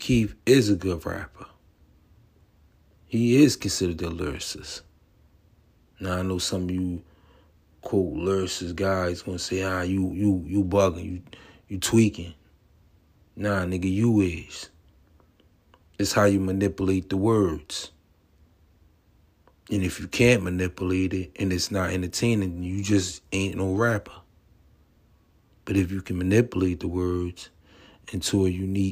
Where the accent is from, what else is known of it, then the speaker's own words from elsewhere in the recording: Atlantic City, New Jersey, United States; I'm from the East Coast. Be exact, Atlantic City, New Jersey.